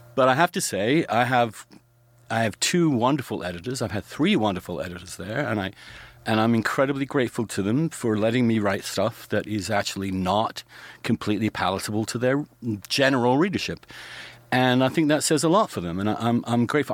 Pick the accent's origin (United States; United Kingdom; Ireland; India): United Kingdom; England; moved away; growing up in England